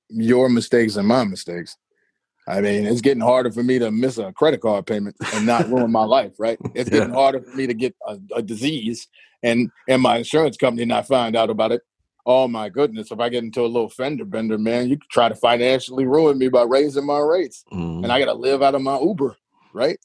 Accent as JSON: {"language": "English", "town": "Chicago", "region": "Illinois", "country": "United States", "said": "I come from the ghetto of Chicago, man. I'm from Inglewood with an E, not an I."}